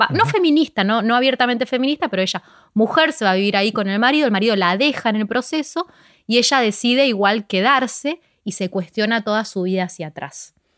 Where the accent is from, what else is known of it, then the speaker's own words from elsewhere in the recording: Ciudad Evita, Buenos Aires Province, Argentina; empecé justo en Ciudad de Vita, que es de donde yo soy